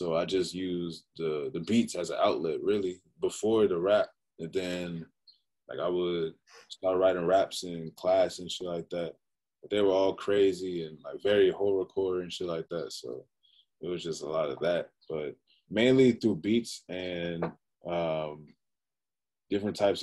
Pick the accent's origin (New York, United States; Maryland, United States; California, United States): Maryland, United States; Prince George's County; I grew up in Prince George's County, Maryland, PG County